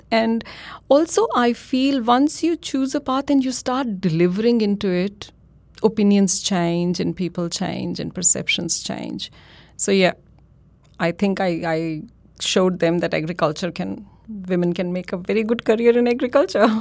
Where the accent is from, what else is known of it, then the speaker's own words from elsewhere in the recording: India; moved away as an adult; now in Australia; I am from India, and my undergrad, my postgrad, that was all done at Delhi University in India